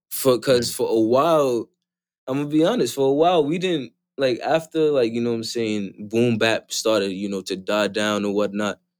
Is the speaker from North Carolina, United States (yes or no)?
no; Florida, United States; I'm from Florida.